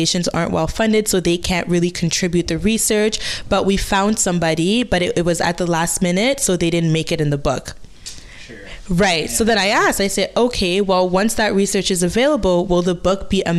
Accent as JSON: {"language": "English", "country": "DR Congo", "second_language": "English", "moved": "yes", "lives_now": "Hamilton, Canada", "said": "I'm from the Democratic Republic of Congo."}